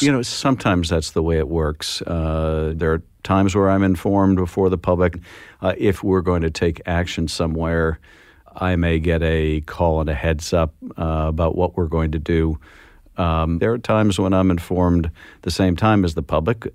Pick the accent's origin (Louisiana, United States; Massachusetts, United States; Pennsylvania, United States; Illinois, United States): Massachusetts, United States; Boston; moved away; also born or lived in the American West; growing up in Boston. We lived in Boston until my father, uh, who was in the rag business, as he called it, was transferred out west